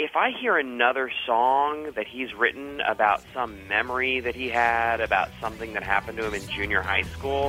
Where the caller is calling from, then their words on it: New York, United States; I'm calling from New York.